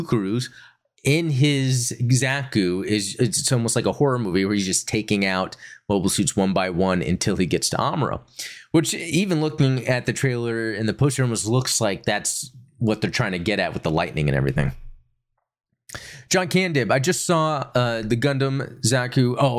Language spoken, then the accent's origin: English; Broome, Western Australia, Australia; most well known on the northwest coast in my hometown of Broome